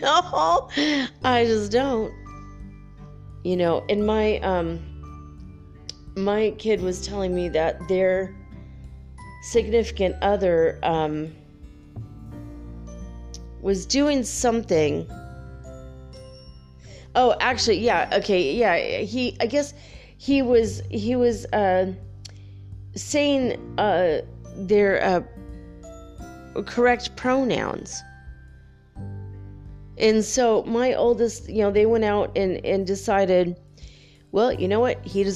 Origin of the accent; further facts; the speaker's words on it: United States; I'm an American